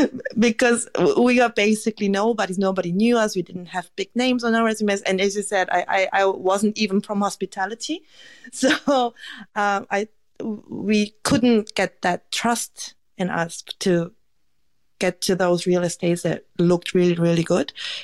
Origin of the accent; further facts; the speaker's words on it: Germany; now in Australia; also, I grew up in Germany, so I just made it back to Korea, so I was a bit reluctant to change the country again.